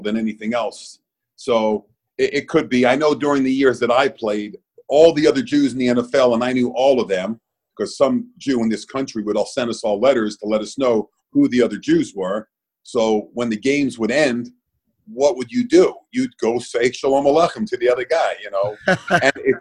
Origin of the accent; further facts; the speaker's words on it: Miami, Florida, United States; also born or lived in Brooklyn, New York / New Jersey; Born in Brooklyn, New York. At the age of 3, moved to New Jersey. And then at the age of 9, moved to Miami